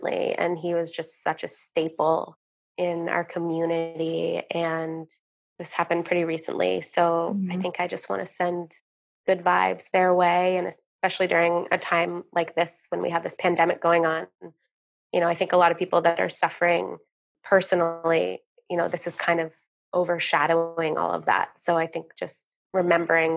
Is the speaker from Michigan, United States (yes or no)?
no; Vermont, United States; I'm a true Vermonter. I was born and raised in Vermont.